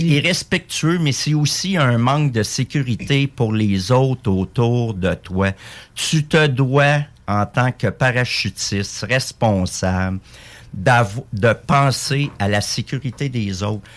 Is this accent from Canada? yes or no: yes; Quebec, Canada; On est des Québécois avant tout dans le régiment